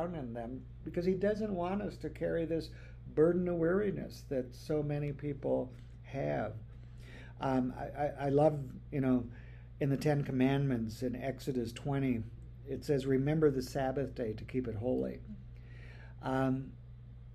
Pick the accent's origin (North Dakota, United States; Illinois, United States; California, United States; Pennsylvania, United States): North Dakota, United States; when I was growing up in North Dakota